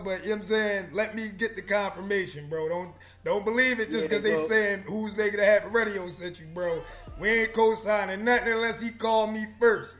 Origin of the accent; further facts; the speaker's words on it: Philadelphia, Pennsylvania, United States; I'm from Philly.